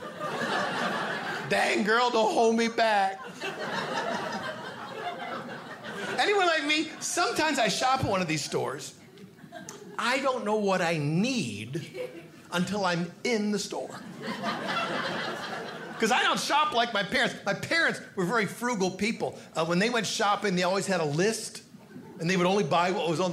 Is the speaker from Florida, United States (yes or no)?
no; Hornell, New York, United States; moved away; My hometown is Cornell, New York